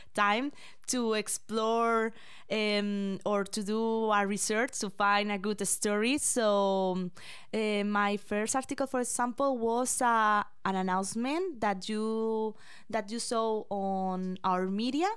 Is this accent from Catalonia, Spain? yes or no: no; Madrid, Community of Madrid, Spain; English is a second language; moved away as an adult; now in London, Canada; I am from Spain